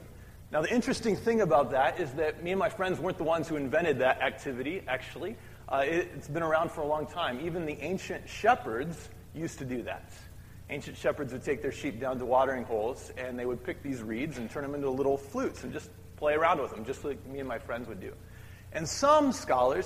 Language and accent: English; Midwest, United States; When I was growing up in the Midwest